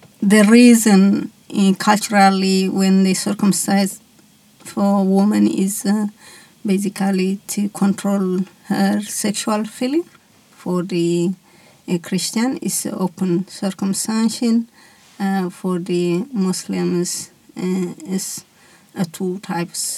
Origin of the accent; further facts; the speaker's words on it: Eritrea; now in Australia; I am from Eritrea, which Eritrea is in Northeast Africa